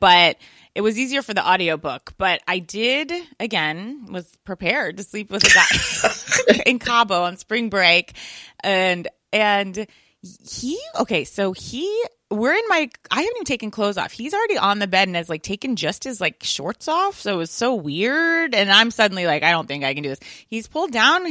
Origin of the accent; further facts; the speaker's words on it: right outside DC, Virginia, United States; I grew up in Virginia, right outside DC